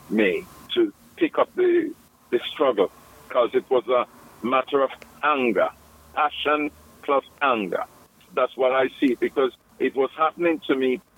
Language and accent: English; Jamaica; now in Birmingham, United Kingdom; I was born in Jamaica, West Indies.